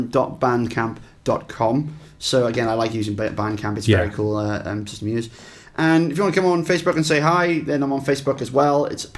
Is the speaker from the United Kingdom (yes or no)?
yes; Bridgend, Wales, United Kingdom; my hometown of Bridgend.